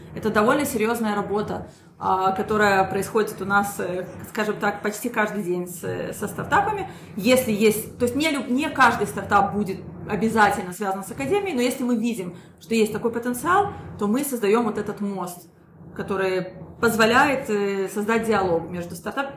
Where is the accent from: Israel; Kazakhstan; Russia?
Israel; also born or lived in Minsk, Belarus; я родилась в Минске и приехала сюда, в Израиль, когда я была совсем маленькой, закончила здесь школу